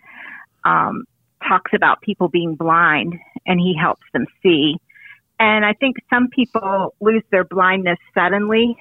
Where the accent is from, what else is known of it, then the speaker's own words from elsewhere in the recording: the South, United States; I'm a Southerner